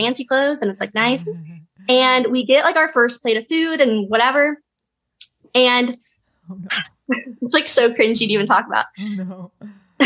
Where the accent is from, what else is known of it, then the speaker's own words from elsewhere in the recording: Hot Springs, Arkansas, United States; now in Little Rock, United States; Hot Springs where I'm from